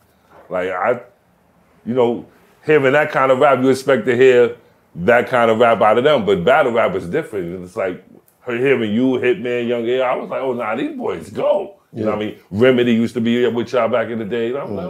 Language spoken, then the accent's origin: English; New York, United States; I grew up in New York.